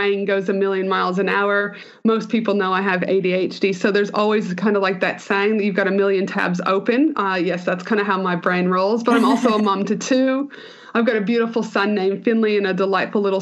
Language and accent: English; Canada; I'm Canadian, so I always start with that because I'm a super proud Canadian